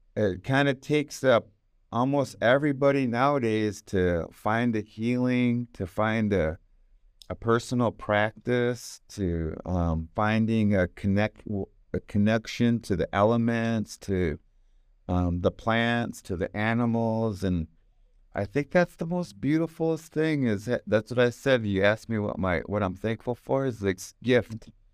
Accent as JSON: {"language": "English", "country": "United States", "tie": "born or raised there", "said": "I got the tail end of growing up in America w, as a native"}